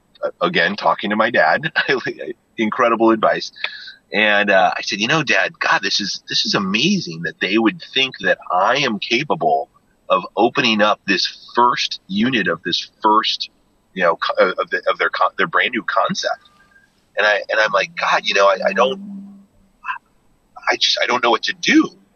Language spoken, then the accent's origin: English; Jackson, Wyoming, United States; growing up in Jackson Hole during the summers and some of the winters, you know, like there was just this, like, this great sense of community, in Jackson.